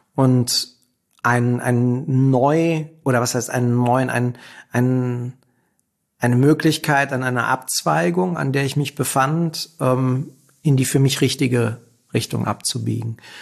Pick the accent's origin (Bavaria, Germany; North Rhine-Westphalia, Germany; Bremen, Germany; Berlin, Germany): Berlin, Germany; Ich komme aus Berlin und bin selber Berliner